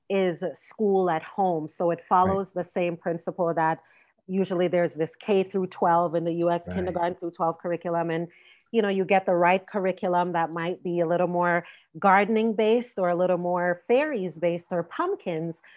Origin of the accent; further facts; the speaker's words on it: Jamaica; I'm Jamaican